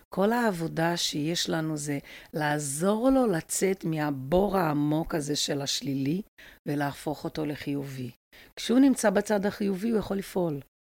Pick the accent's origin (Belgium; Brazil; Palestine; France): Brazil; now in Israel; אני גרתי בברזיל, אני ברזילאית